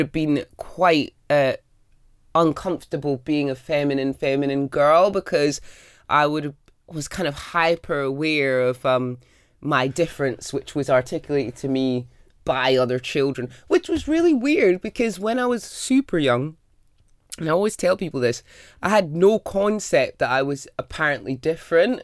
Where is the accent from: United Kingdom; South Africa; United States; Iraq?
United Kingdom; Scotland; the time I grew up in Scotland